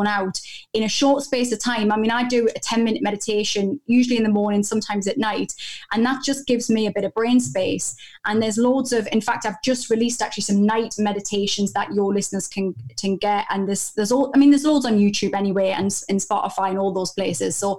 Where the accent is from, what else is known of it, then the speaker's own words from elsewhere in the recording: United Kingdom; I'm so British